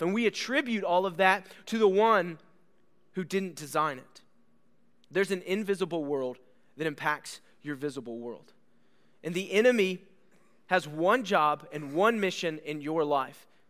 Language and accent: English; Bellville, Ohio, United States; moved away; I grew up in Ohio